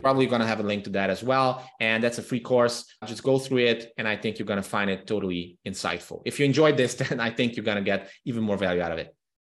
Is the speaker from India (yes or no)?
no; Transylvania, Romania; first language Hungarian; English is a second language; the Hungarian minority living in Romania, in the Transylvanian region of Romania, where I'm from